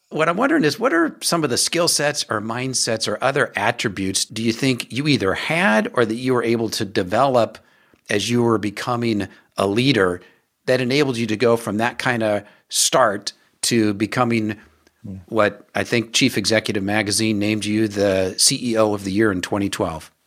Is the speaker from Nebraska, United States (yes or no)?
yes; Omaha, Nebraska, United States; Omaha a number of times, which is my hometown, born and raised there